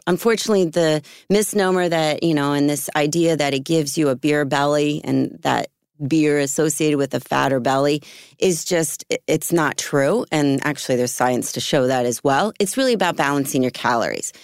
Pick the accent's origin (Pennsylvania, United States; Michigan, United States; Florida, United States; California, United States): Pennsylvania, United States; Philadelphia; moved away; I grew up in Philly area, um, when I was younger